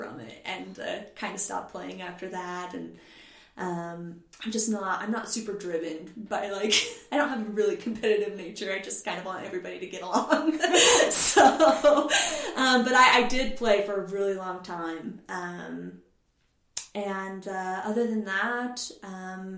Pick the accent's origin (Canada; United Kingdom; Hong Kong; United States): United States; Boise, Idaho; now in Salt Lake City, United States; I was born in Boise, Idaho, back in 1988. And growing up in Boise, my family was a pretty active family